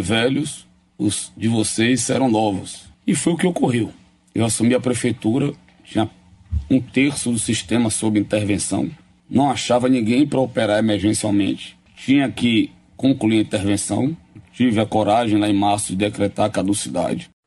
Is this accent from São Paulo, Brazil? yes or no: no; Juazeiro, Bahia, Brazil; now in Salvador, Brazil; em minha, em minha terra, Juazeiro